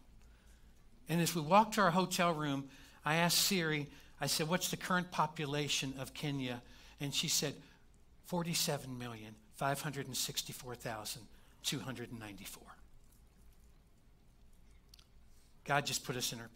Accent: Kentucky, United States; I'm from Kentucky

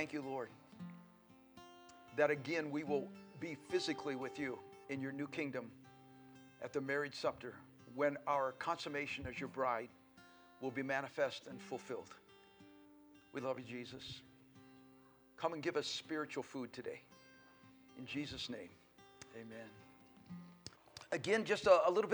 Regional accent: Colorado, United States; also born or lived in Oregon; now in Billings, United States; We were born and raised in Colorado, so all of the West feels very at home to us.

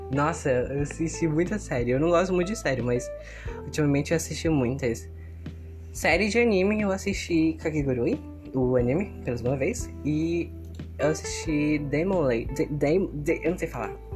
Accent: Manaus, Amazonas, Brazil; eu tenho 14 anos e eu sou de Manaus, Amazonas. Eu vivo no meio do mato

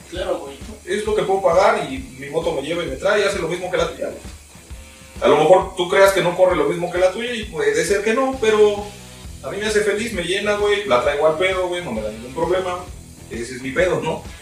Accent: Mexico; lo que pasa es que somos mexicanos.

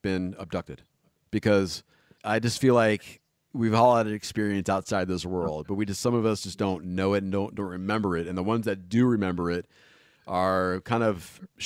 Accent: Los Angeles, California, United States; I grew up in Northridge

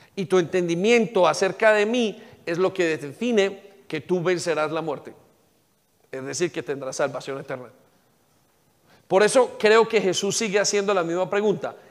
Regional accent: Colombia; now in England

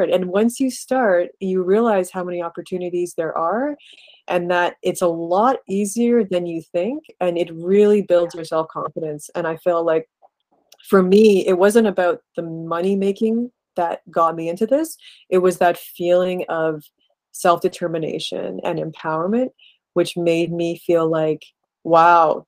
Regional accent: Canada; my parents are from India. I was born in Canada, and always sort of straddling those two cultures.

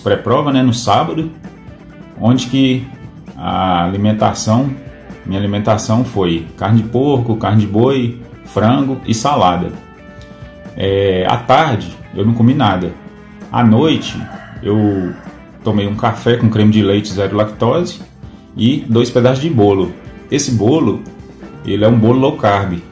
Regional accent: Pedra Azul, Minas Gerais, Brazil; sou da cidade de Pedra Azul, Minas Gerais.

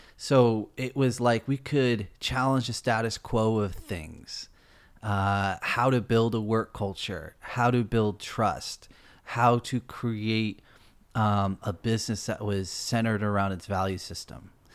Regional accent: East Coast, United States; moved away as an adult; now in California, United States; I'm from the East Coast

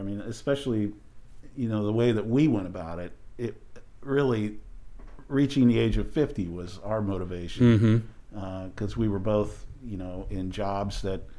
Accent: Overland Park, Kansas, United States; also born or lived in South Bend, Indiana; I grew up in Overland Park, and I have one brother who's older.

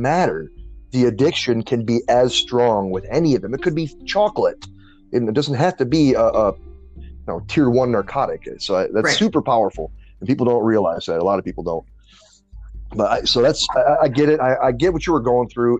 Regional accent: Detroit, Michigan, United States; also born or lived in New Orleans, Louisiana; when I was 10, I moved from New Orleans to uh, Detroit, where my mom's family was.

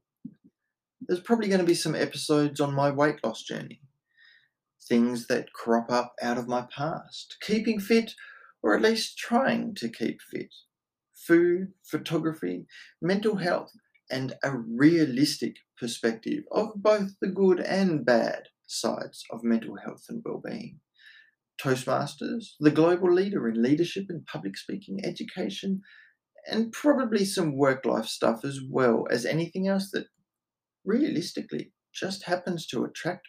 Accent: Australia; I am Australian

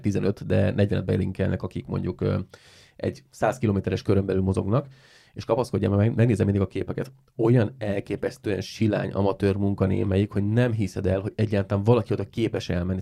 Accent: Siófok, Somogy, Hungary; van egy siófoki csoport, egy siófoki életcsoport, amiben vagyok

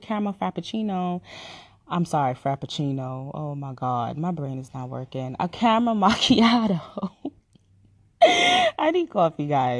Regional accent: Jamaica; moved away; I was born and raised in the island of Jamaica. So sometimes when I speak, you're gonna hear my accent

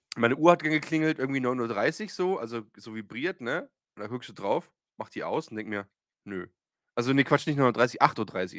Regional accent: Eisenach, Thuringia, Germany; bei uns in Eisenach

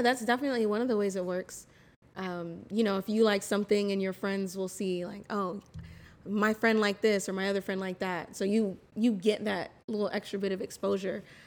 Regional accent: West Palm Beach, Florida, United States; moved away as an adult; I was born and raised in West Palm Beach

